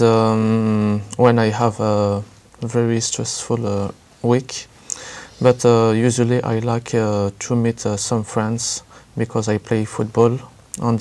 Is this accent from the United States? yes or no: no; near Paris, Île-de-France, France; English is a second language; I'm from France, near Paris